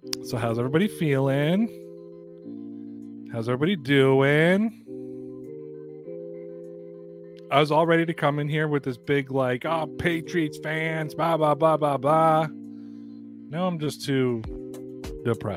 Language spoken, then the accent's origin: English; Canada; I'm Canadian